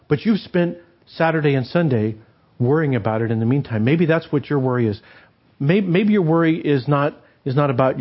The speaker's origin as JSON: {"language": "English", "region": "New Mexico", "country": "United States", "tie": "born or raised there", "moved": "yes", "said": "I grew up in New Mexico"}